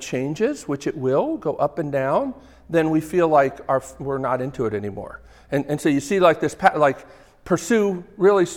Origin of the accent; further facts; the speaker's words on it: Northeast, United States; accent: New Jersey; I grew up in the Northeast.